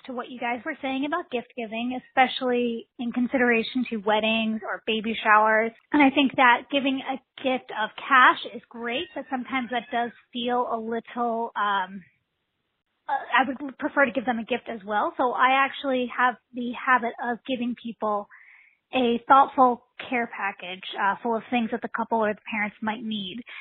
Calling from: Philadelphia, Pennsylvania, United States; I'm calling from Philadelphia, Pennsylvania

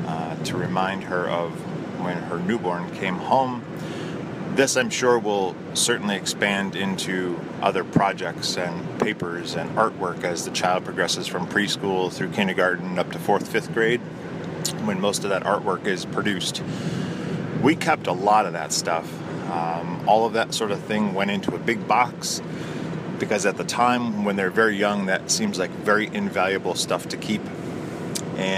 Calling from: Toledo, Ohio, United States; I'm calling from the Toledo, Ohio area.

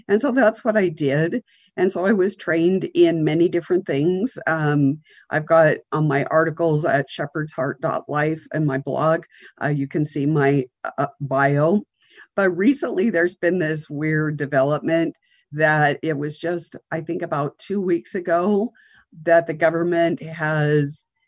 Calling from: Montana, United States; I'm coming from the Rocky Mountains in Montana.

